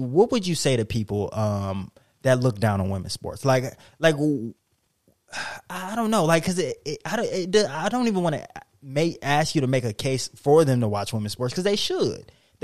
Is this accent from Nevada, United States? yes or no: yes; Las Vegas, Nevada, United States; I'm from Las Vegas